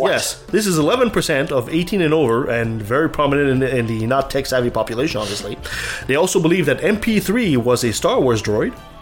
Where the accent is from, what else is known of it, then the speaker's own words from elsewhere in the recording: Canada; I'm a Canadian